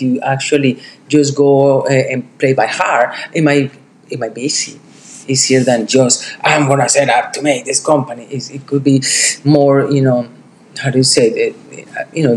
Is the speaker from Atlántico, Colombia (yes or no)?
no; Medellín, Antioquia, Colombia; now in New York City, United States; I'm from Colombia.